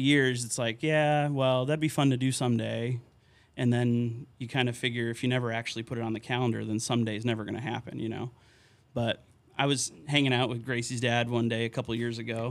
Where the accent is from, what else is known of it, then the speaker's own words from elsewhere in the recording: Terryville, Connecticut, United States; moved away as an adult; also born or lived in Wisconsin / St. Louis, Missouri / McAllen, Texas; now in Hoyleton, United States; growing up in Connecticut, um, in my hometown of Terryville